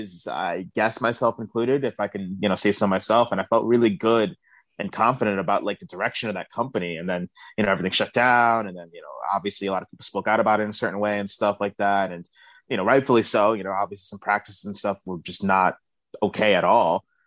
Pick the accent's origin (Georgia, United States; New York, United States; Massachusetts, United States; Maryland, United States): New York, United States; New York City; I grew up in Brooklyn, New York, Bed-Stuy to be exact